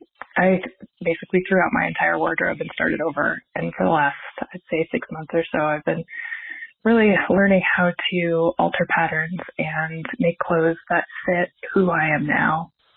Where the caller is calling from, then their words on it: Missoula, Montana, United States; I'm calling from Missoula, Montana.